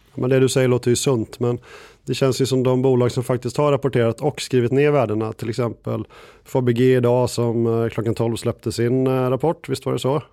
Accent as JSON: {"language": "Swedish", "town": "Gothenburg", "region": "Västra Götaland", "country": "Sweden", "moved": "yes", "lives_now": "Stockholm, Sweden", "said": "jag är, eh, en god och glad göteborgare"}